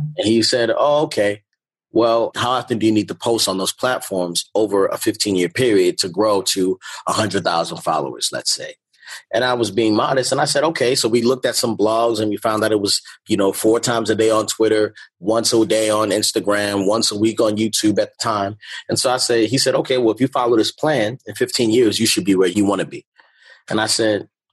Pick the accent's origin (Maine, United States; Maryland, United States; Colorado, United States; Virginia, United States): Maryland, United States; Baltimore; moved away; also born or lived in California; growing up in Baltimore